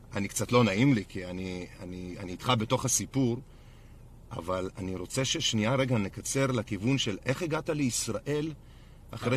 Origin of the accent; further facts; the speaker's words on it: Belarus; now in Israel; אני מבלרוס נולדתי